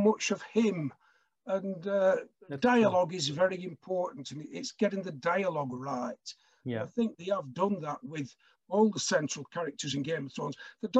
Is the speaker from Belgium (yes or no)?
no; Blackburn, North West England, United Kingdom; I'm from Blackburn, and when I was growing up, early in my childhood, I was told the story of a murder that occurred in Blackburn in 1948